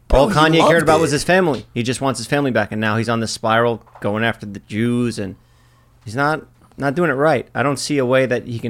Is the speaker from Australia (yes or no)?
no; Ohio, United States; Ever since Jake and I were little kids growing up in Ohio together